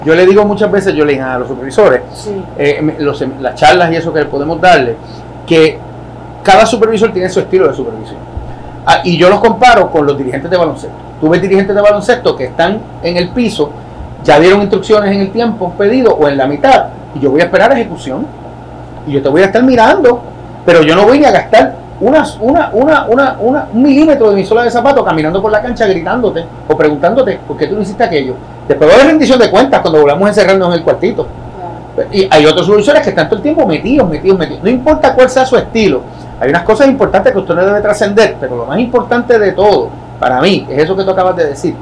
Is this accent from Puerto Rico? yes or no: yes; San Sebastián, Puerto Rico; moved away as an adult; yo vengo de San Sebastián